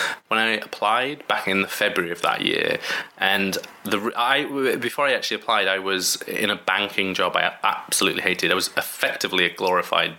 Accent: Bradford, Yorkshire and the Humber, United Kingdom; I'm from Bradford, which is in West Yorkshire.

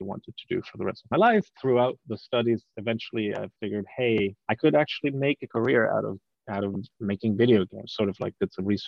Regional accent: Germany; moved away; I'm from Germany originally. We obviously have a very, very rich fairy tale culture back there

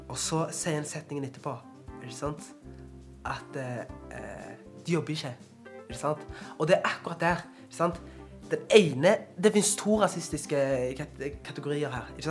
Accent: Norway; Hver gang jeg reiser ut av landet, så blir jeg stolt over at jeg kommer fra Norge.

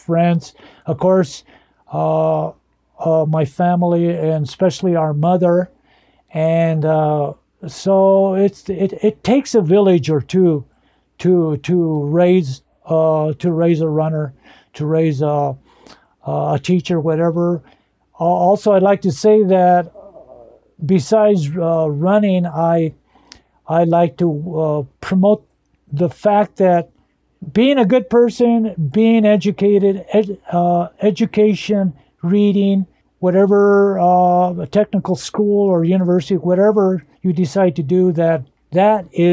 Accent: northern New Mexico, United States; first language Spanish; English is a second language; growing up in a broken home in northern New Mexico, dirt poor, both parents being illiterate and grandparents being illiterate

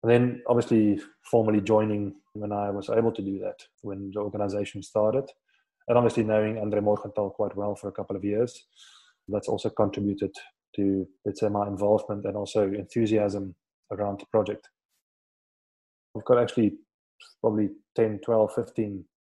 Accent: Swartland, Western Cape, South Africa; also born or lived in Stellenbosch; I grew up in this region called Swartland. It's north of Cape Town.

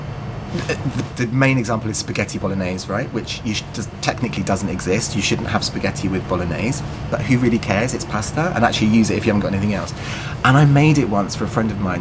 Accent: London, United Kingdom; growing up in London

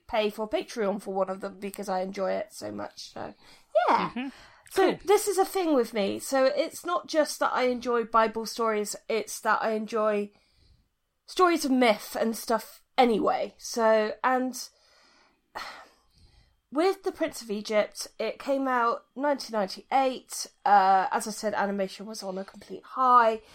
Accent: United Kingdom; me being British

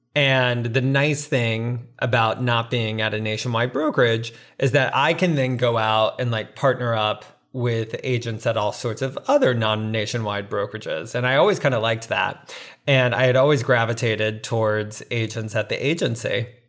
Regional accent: Navarre, Florida, United States; moved away as an adult; now in New York City, United States; I grew up in a small town outside of Pensacola, Florida, called Navarre

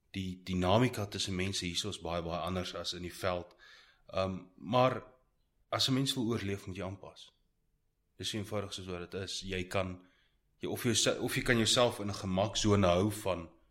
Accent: Pretoria, Gauteng, South Africa; also born or lived in Heidelberg; Heidelberg gebore, Pretoria groot geword.

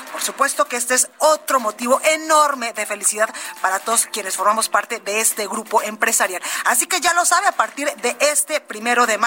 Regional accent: Guadalajara, Jalisco, Mexico; en Guadalajara, Jalisco, en La Perla, Tapatía, en mi tierra

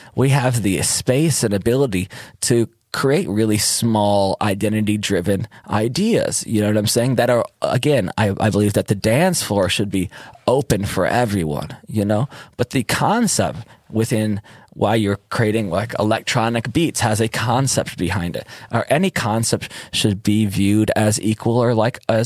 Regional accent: Detroit, Michigan, United States; moved away as an adult; also born or lived in Berlin; now in Ibiza, Spain; I'm from Detroit

